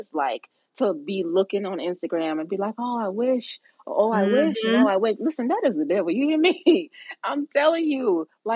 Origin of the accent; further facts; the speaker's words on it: Charleston, South Carolina, United States; I'm from Charleston, South Carolina. We are a Gullah Geechee people